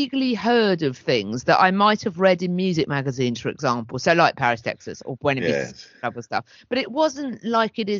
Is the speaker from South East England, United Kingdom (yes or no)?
yes; Hastings, South East England, United Kingdom; where I was growing up in Hastings